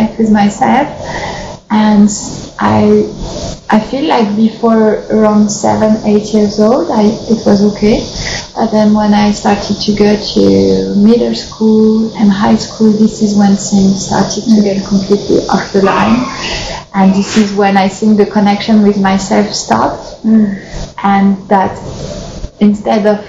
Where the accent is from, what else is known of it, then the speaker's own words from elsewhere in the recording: France; I grew up in France